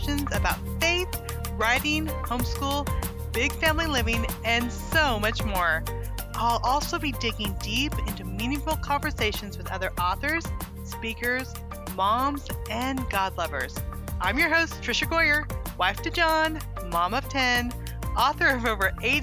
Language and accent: English; California, United States; moved away as an adult; now in Little Rock, United States; I grew up in California